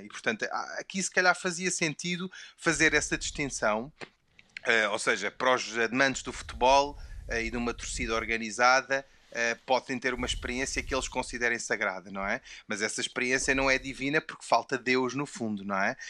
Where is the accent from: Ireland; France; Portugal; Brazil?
Portugal; first language Portuguese; eu nasci e cresci em Portugal e, portanto, a, a minha língua materna é o português